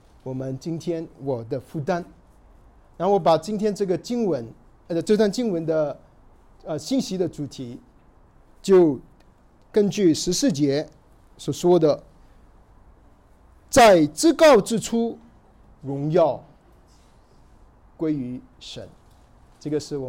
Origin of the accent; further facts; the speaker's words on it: China; 对于我们中国人，读到凯撒奥古斯都，对我们来说好像一点意思都没有。